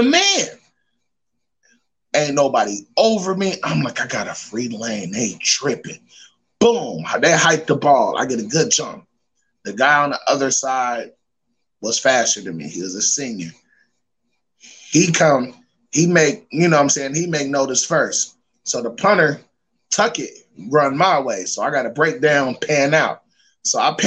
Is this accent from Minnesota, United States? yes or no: no; Dayton, Ohio, United States; I'm from Dayton, Ohio, O-H-I-O